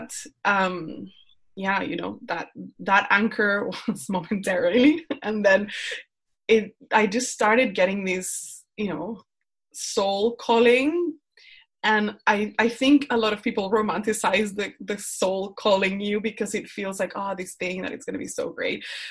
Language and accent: English; Colombia; English is a second language; moved away as an adult; now in Netherlands; I'm from Colombia. I live in the Netherlands. I moved here because my husband is Dutch